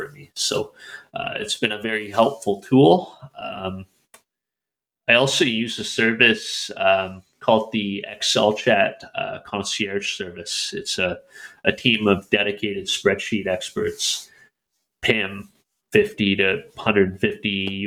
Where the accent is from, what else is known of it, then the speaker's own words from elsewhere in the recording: Calgary, Alberta, Canada; in Calgary, in my hometown